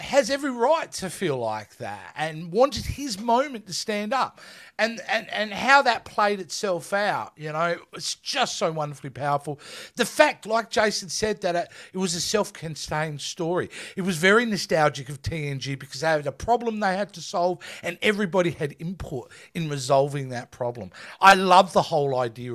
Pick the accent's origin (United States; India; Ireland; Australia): Australia; I'm Australian.